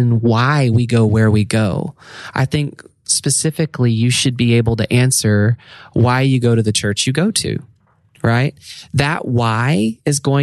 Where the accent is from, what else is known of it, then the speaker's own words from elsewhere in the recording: Arkansas, United States; also born or lived in Redding, California; now in Nashville, United States; We're originally from Arkansas